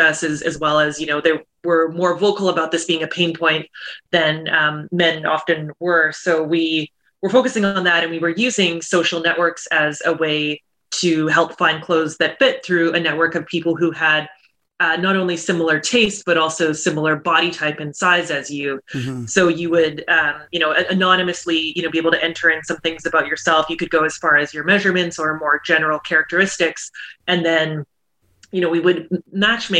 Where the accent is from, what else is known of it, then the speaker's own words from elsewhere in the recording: Calgary, Alberta, Canada; now in Seattle, United States; I am originally from Canada. I grew up in Calgary. I live in Seattle now